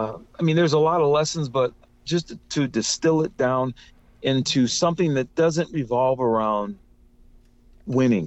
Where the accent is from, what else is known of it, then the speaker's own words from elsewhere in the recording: Cleveland, Ohio, United States; now in California, United States; I'm from Cleveland